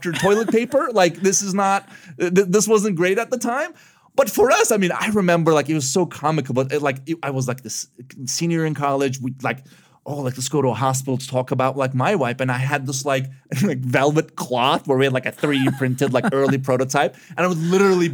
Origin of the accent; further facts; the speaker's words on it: Istanbul, Turkey; moved away as an adult; also born or lived in Chicago; I was born and raised in Istanbul, Turkey, but I ended up in college in Chicago